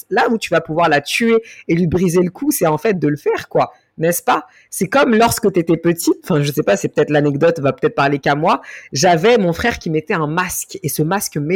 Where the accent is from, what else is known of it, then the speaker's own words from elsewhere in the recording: Mali; Certaines se reconnaissent sur certains éléments euh, de moi, soit parce que je suis malienne, soit parce que je suis noire, soit parce que je suis musulmane